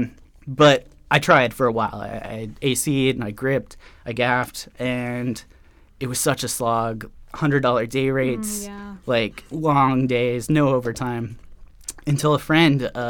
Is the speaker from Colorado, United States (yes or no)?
yes; Colorado, United States; I grew up in Colorado